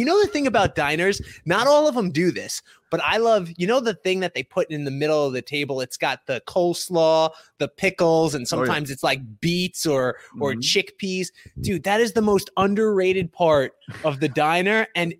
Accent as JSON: {"language": "English", "town": "Brooklyn", "region": "New York", "country": "United States", "tie": "born or raised there", "said": "I made it. I made it far in life. Yeah. I'm four blocks from where I grew up. Yeah. But that's how far I've come in life. I'm a Bay Ridge boy."}